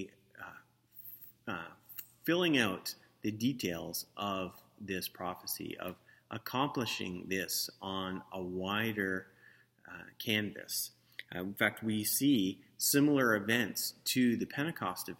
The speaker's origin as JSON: {"language": "English", "town": "St. Catharines", "region": "Ontario", "country": "Canada", "tie": "born or raised there", "said": "I grew up with here in St. Catharines"}